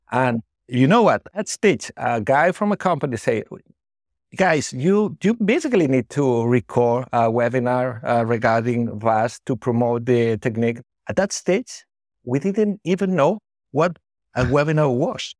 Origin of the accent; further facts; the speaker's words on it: Barcelona, Catalonia, Spain; moved away as an adult; also born or lived in Bilbao; I was born in Barcelona. So I was trained in, in Barcelona, the Hospital del Mar